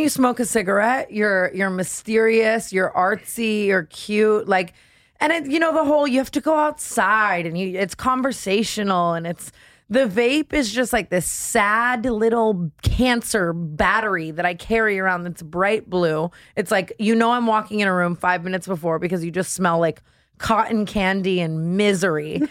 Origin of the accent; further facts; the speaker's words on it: Las Vegas, Nevada, United States; moved away; I grew up in Vegas, which is why I'm insane